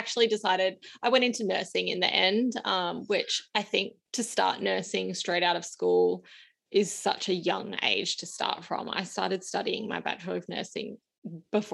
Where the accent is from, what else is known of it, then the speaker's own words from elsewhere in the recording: Gold Coast, Queensland, Australia; also born or lived in Sydney, New South Wales; I was born in Sydney and I moved to Queensland with my family to the Gold Coast when I was in primary school